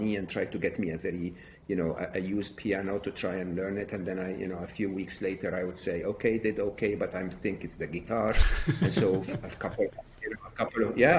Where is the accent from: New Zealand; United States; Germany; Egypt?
Egypt; I was raised in Egypt, educated in public schools, public university